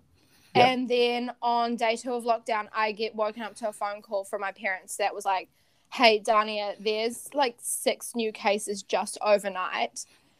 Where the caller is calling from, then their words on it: New Plymouth, Taranaki, New Zealand; also born or lived in Auckland; I am calling in from New Plymouth for lockdown, but I go to the University of Auckland and I'm studying a first year health science.